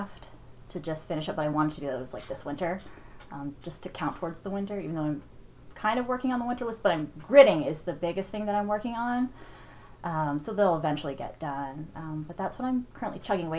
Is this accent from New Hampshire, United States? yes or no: yes; Littleton, New Hampshire, United States; We grew up in Littleton